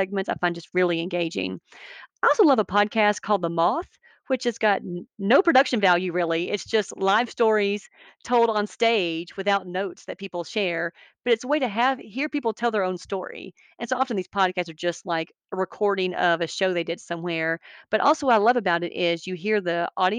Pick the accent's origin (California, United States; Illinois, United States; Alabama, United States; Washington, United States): Alabama, United States; I'm also from Alabama